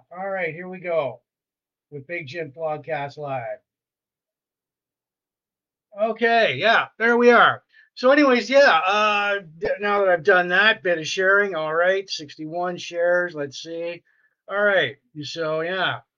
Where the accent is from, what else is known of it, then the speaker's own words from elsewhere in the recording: Sarnia, Ontario, Canada; So I grew up in Sarnia.